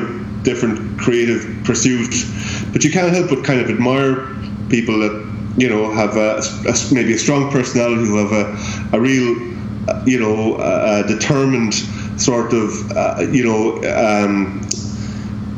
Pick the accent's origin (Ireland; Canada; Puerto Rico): Ireland; Limerick, Munster; the music that's in my hometown